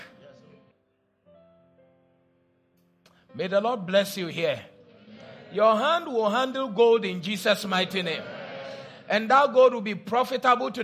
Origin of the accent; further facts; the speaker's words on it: Cape Coast, Central Region, Ghana; When I was growing up in Cape Coast